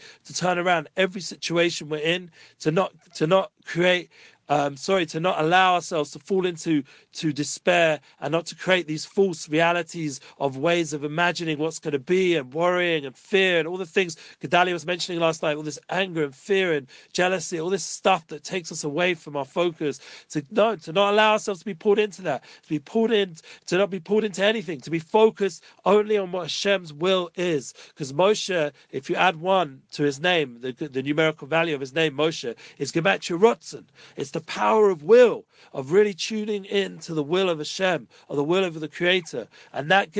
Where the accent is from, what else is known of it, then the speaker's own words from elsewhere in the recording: England, United Kingdom; now in Jerusalem, Israel; I'm from England